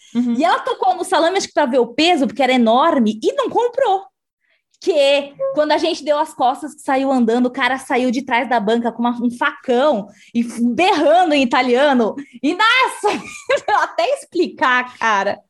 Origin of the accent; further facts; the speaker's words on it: Brazil; quando a gente falava, a gente falava Brasil